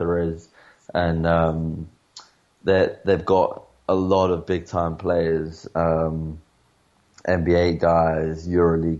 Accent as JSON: {"language": "English", "region": "England", "country": "United Kingdom", "moved": "as an adult", "lives_now": "Spain", "said": "I'm from England"}